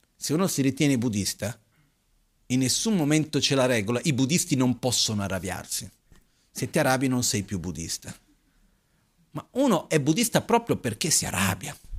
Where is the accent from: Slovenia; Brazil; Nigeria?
Brazil; also born or lived in India; now in Italy; Io, da ragazzino in Brasile, a scuola